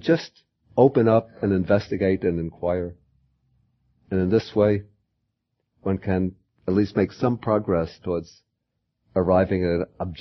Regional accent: United States; I'm an American

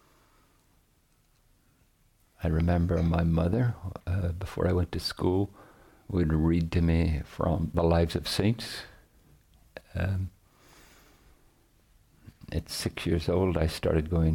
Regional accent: Northern Ireland, United Kingdom; I grew up in Northern Ireland

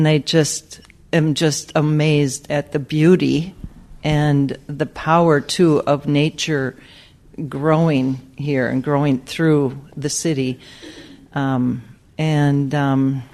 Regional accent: Minnesota, United States; I'm from Minnesota

